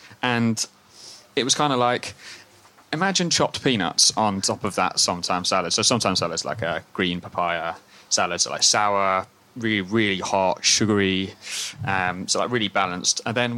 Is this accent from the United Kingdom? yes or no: yes; Scotland, United Kingdom; Being originally Scottish, that's perfectly acceptable for me.